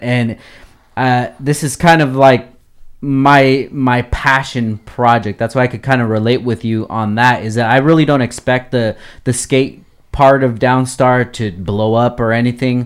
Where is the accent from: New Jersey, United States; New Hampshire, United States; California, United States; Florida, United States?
California, United States; Oxnard; growing up in Oxnard